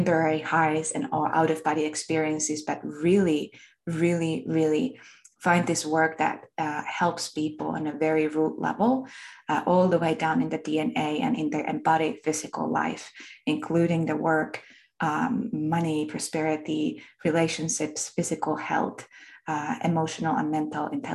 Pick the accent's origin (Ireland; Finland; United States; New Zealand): Finland; accent: Finnish; I was born and raised in Finland. That's where my accent comes from.